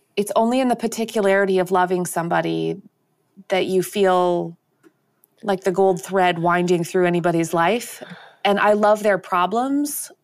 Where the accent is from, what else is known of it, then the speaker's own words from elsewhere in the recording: Canada; as a Canadian